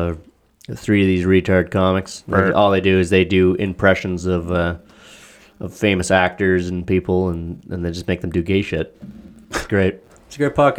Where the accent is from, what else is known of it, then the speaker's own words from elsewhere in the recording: Canada; As a Canadian and an Italian